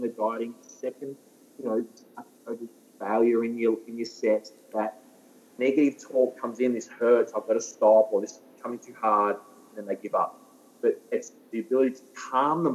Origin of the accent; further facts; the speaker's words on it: Ballarat, Victoria, Australia; I'm from Ballarat